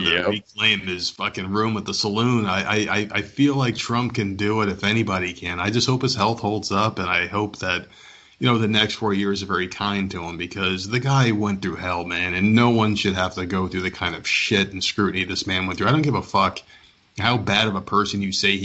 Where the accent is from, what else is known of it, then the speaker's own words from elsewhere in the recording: New Jersey, United States; we're both from Jersey